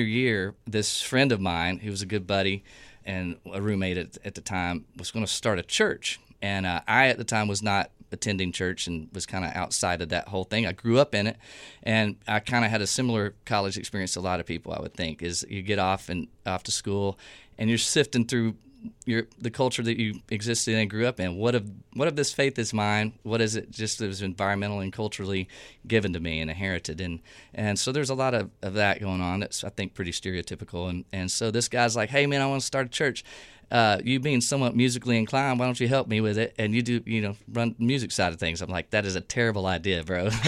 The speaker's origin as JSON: {"language": "English", "region": "East Texas", "country": "United States", "tie": "born or raised there", "also_born_or_lived": "Atlanta", "moved": "as an adult", "said": "what I grew up under in Southern Baptist East Texas"}